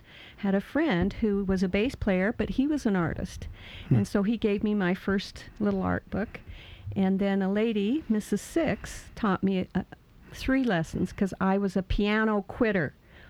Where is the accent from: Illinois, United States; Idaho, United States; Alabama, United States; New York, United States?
Idaho, United States; Pocatello; Idaho, Pocatello, Idaho.